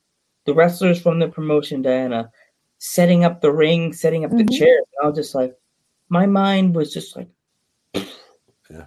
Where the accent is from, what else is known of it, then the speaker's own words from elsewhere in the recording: Long Island, New York, United States; I grew up in Long Island